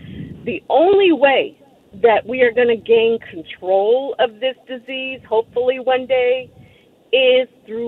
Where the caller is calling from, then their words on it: Houston, Texas, United States; I am a registered nurse. I'm calling from Houston, Texas.